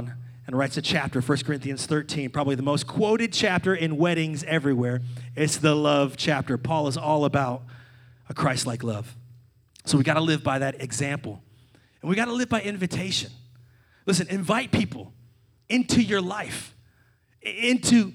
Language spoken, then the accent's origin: English; Salem, Virginia, United States; my hometown of Salem, Virginia